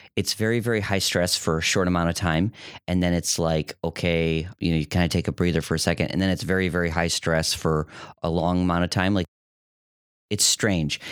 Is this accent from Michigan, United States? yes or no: yes; Detroit, Michigan, United States; moved away as an adult; also born or lived in Grand Rapids, Michigan; now in Toledo, United States; I grew up in Metro Detroit.